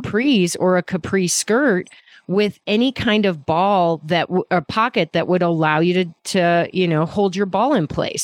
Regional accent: Midwest, United States; I'm from the Midwest.

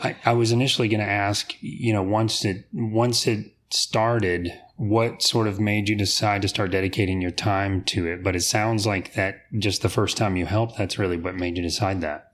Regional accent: Apopka, Florida, United States; Apopka is my hometown

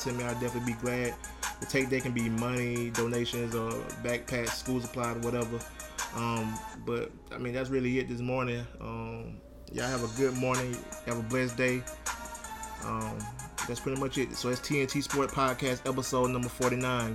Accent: Troy, Alabama, United States; my hometown, Troy, Alabama

